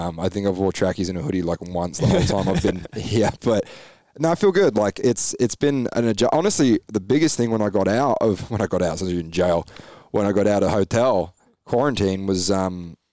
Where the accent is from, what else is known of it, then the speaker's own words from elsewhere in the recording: England, United Kingdom; also born or lived in United States / Victoria, Australia; now in Gold Coast, Australia; when I moved to Australia back in 2009, I came from America. Yeah. I was from England. I've been in America for a few years